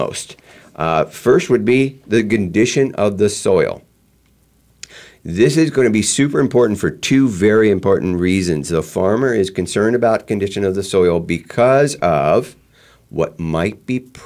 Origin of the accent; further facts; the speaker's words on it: East Coast, United States; I grew up on the East Coast